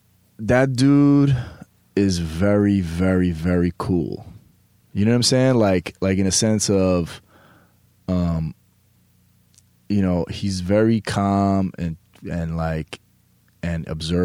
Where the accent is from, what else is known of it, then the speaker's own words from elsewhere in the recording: New York, United States; a New York guy, that there's something a little bit different sometimes about us. And, you know, growing up in New York, you know, you move a different way.